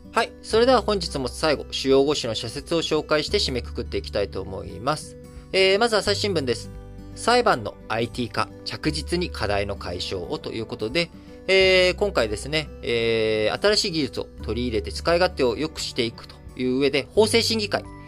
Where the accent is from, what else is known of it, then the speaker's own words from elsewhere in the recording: Japan; 生まれも育ちも幼稚園から、教育ずっと日本で受けて